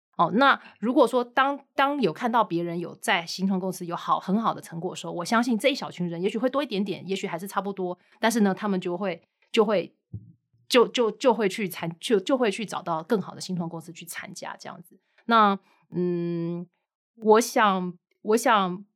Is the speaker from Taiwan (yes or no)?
yes; Taiwan; 当然这跟我们台湾人的一些特性有一点关系，我不会，我不会太容易去跳槽